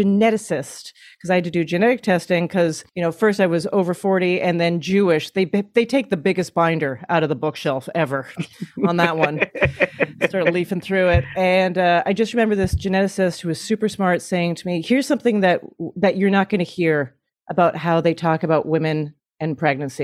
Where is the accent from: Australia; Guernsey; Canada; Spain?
Canada; now in United States; As a Canadian